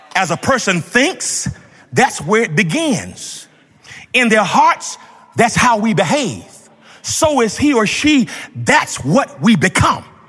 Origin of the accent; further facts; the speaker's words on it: Georgia, United States; When I grew up in Georgia